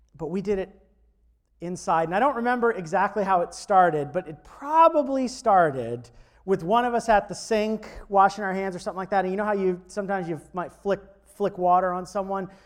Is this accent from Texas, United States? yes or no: no; Florida, United States; growing up in Florida